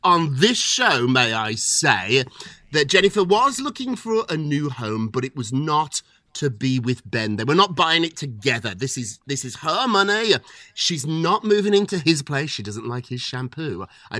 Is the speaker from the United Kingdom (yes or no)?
yes; United Kingdom; as a Brit myself, I can tell you the NBA is very foreign to English people, to British people. We don't have anything like this in Britain.